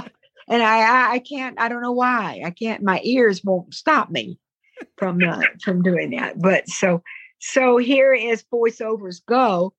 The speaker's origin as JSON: {"language": "English", "region": "Southern United States", "country": "United States", "accent": "Southern", "said": "But when I get back in the South, I'm doomed. I can't get away from hearing the South."}